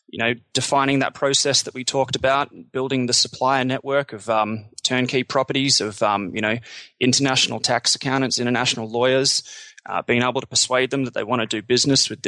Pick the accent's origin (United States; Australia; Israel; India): Australia; moved away as an adult; also born or lived in Canada; I'm Australian